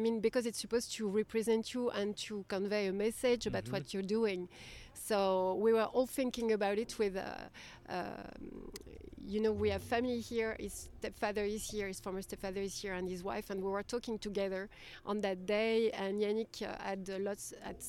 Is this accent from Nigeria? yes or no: no; Brittany, France; English is a second language; moved away as an adult; also born or lived in Nantes, France; now in United States; you have Bretagne, Brittany. And this is where we come from